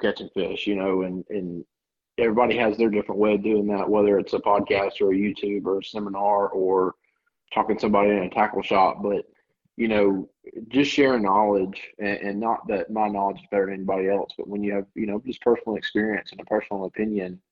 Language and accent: English; Orange Beach, Alabama, United States; also born or lived in Georgia / Virginia / Gulf Shores, Alabama; I grew up in Georgia when I was little, and then moved to Virginia for a year, and then by 10 years old, I'm living in Orange Beach, Alabama, and well, actually Gulf Shores first